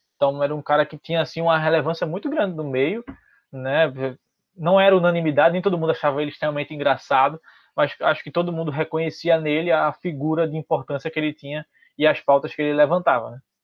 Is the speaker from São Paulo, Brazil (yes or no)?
no; Recife, Pernambuco, Brazil; eu também sou de Recife